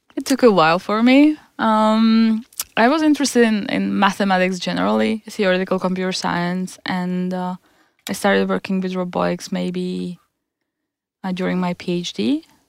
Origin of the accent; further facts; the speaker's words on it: Czechia; moved away as an adult; now in Stockholm, Sweden; I'm, I'm from Czech Republic. I have been here for five years.